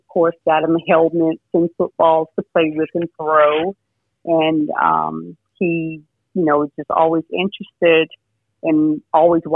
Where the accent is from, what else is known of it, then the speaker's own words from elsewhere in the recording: Georgia, United States; moved away; also born or lived in Washington, D.C.; since I grew up in Georgia and had a farm